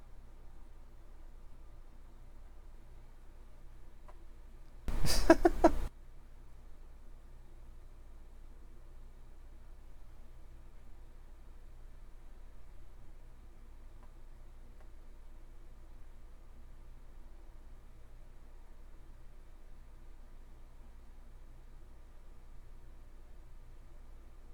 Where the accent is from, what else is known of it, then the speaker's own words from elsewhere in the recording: United States; I'm an American.